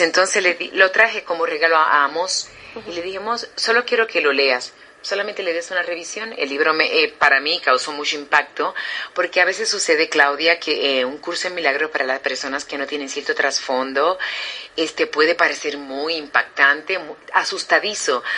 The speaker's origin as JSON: {"language": "Spanish", "country": "Puerto Rico", "tie": "born or raised there", "said": "soy puertorriqueña, nacida y criada"}